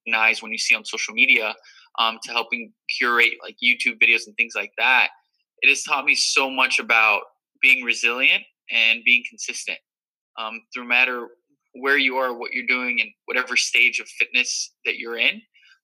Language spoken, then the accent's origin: English; Miami, Florida, United States; moved away as an adult; also born or lived in New Rochelle, New York; I was born and raised in Miami, Florida.